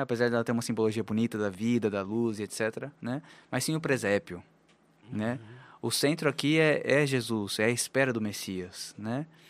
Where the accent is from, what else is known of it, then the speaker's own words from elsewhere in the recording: Araraquara, São Paulo, Brazil; moved away as an adult; also born or lived in Paraguay / Chile; now in Olinda, Brazil; eu sou natural de Araraquara, no interior de São Paulo